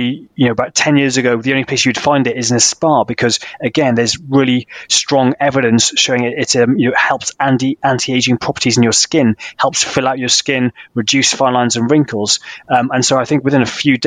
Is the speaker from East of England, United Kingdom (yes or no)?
no; Wales, United Kingdom; I come from Wales as well, it's kind of in my blood